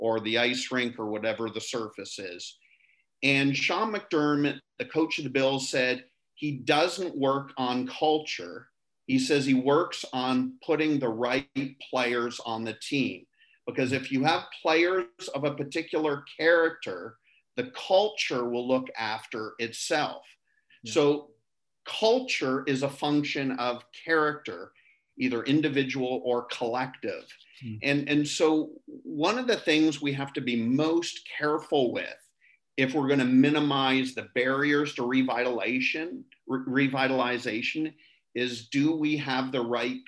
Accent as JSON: {"language": "English", "country": "Canada", "said": "I'm from Canada"}